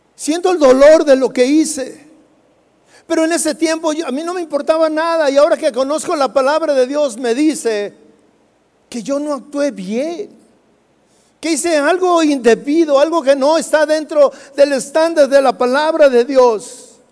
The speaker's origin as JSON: {"language": "Spanish", "region": "Jalisco", "country": "Mexico", "said": "nosotros los jalisquillos, hablamos cantando"}